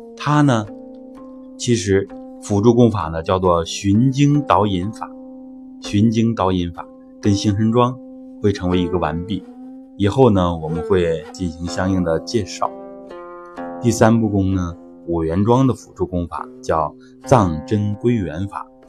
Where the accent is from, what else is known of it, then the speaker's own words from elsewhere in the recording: China; 我们中国人的核心思想其实就是天人合一